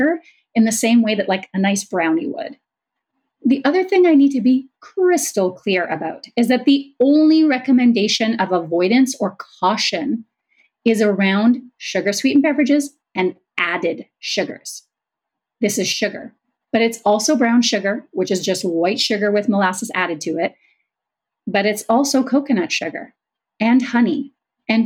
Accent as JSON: {"language": "English", "country": "Canada", "said": "I'm Canadian"}